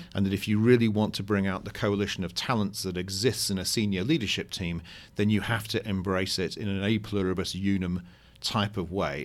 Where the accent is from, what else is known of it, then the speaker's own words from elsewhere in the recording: United Kingdom; now in United States; I'm a Brit living in America